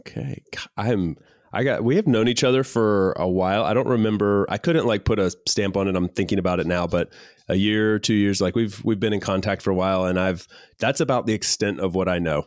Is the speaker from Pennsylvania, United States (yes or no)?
no; North Carolina, United States; also born or lived in Miami, Florida; I've spent four or five years there, and then moved to North Carolina